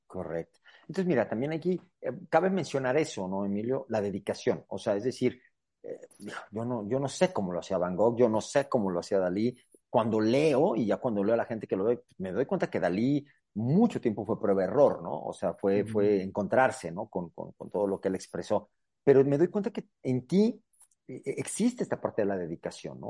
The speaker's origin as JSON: {"language": "Spanish", "region": "Aguascalientes", "country": "Mexico", "said": "aquí Tierra Santa, Aguascalientes"}